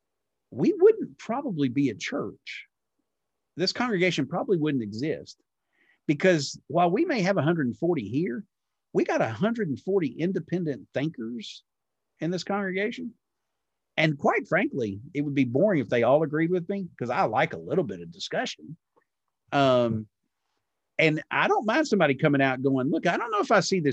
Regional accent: Texas, United States; growing up in Texas, and I date the Baptist girls

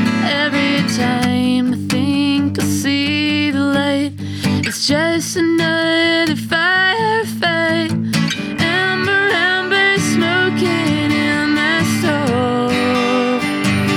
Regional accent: Boston, Massachusetts, United States; moved away; also born or lived in Wales; I grew up in Boston

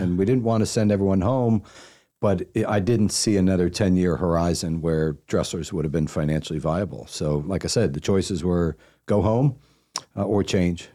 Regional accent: Pennsylvania side of Philadelphia, United States; moved away as an adult; also born or lived in Washington, D.C. / New Jersey / Dallas / San Francisco; now in Charlotte, United States; I was born in D C and I spent, uh, nine years on the Jersey side of, of Philadelphia and nine years on the Pennsylvania side of Philadelphia

